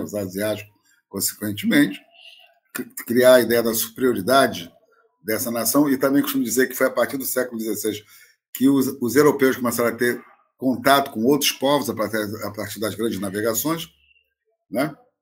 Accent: Brazil; eu fui criado em colégio interno, na FUNABEM

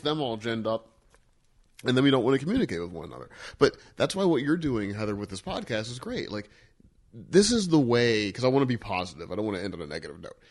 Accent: Missouri, United States; I grew up in Missouri

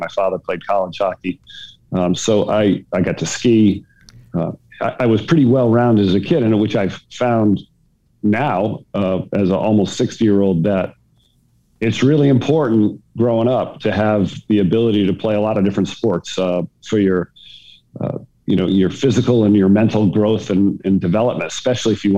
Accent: Barrington, Rhode Island, United States; I grew up in Barrington, Rhode Island, which was a very nice town to grow up

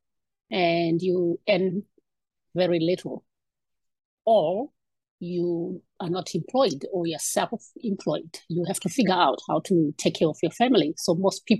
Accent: Zimbabwe; I was born in Zimbabwe. This year it would be about 54 years ago. I was raised in back then in Zimbabwe

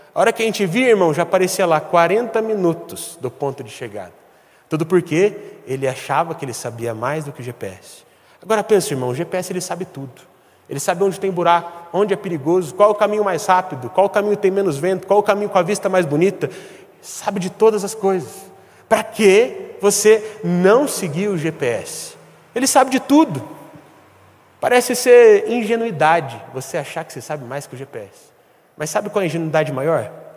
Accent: Brazil; Nós somos brasileiros

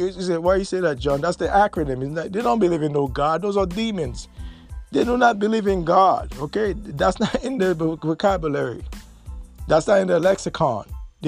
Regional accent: United States; something that we as American, and we're a world citizen now.

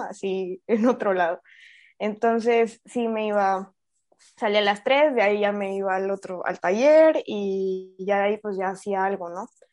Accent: Chiapas, Mexico; moved away as an adult; also born or lived in Querétaro; Chiapas, soy chiapaneca

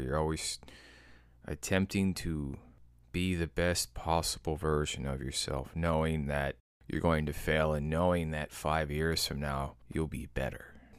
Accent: Midwest, United States; I'm from the Midwest.

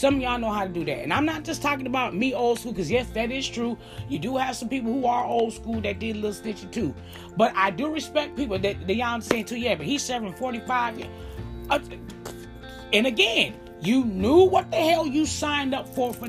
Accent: Chicago, Illinois, United States; I grew up in Chicago

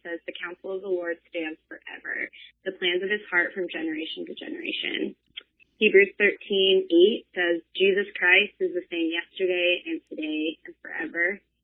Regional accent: San Diego, California, United States; also born or lived in Dallas, Texas; not born in San Diego, born in Dallas, but raised in San Diego. It's definitely home

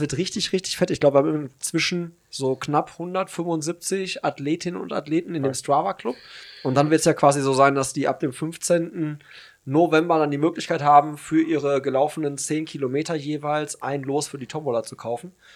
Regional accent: Hagen, North Rhine-Westphalia, Germany; meine Heimatstadt

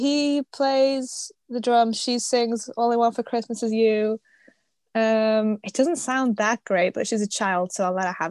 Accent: United Kingdom; I'm British.

